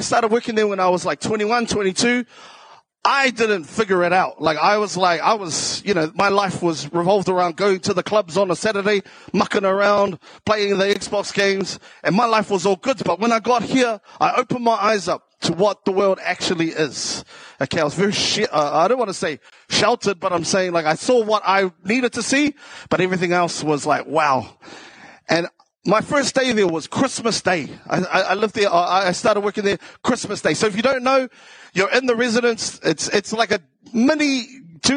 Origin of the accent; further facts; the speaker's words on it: Auckland, New Zealand; accent: South Auckland; also born or lived in Taranaki / Waitara; I grew up in South Auckland.